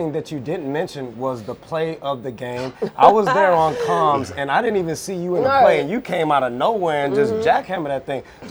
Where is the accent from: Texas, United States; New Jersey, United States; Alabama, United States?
Texas, United States; Houston; now in London, United Kingdom; I'm from Houston myself